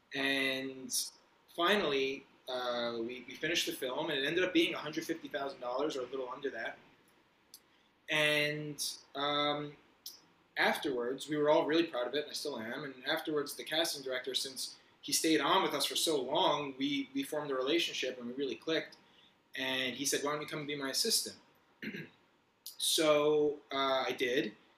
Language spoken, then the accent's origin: English; Fort Lee, New Jersey, United States; moved away as an adult; also born or lived in Los Angeles, United States / Manhattan, New York, United States; now in New York, United States; I grew up right around here, Fort Lee, New Jersey, so right over the George Washington Bridge